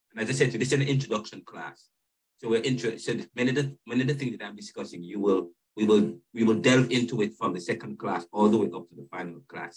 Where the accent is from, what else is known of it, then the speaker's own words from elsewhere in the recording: Jamaica; I grew up in Jamaica.